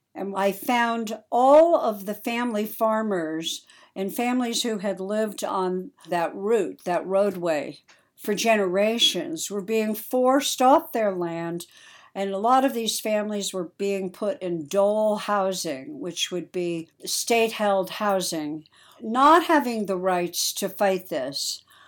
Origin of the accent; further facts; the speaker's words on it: New York City, New York, United States; I was born in New York City